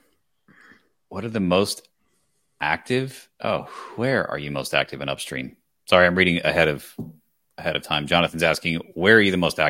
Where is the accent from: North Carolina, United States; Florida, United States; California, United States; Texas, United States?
Texas, United States; So I grew up in Texas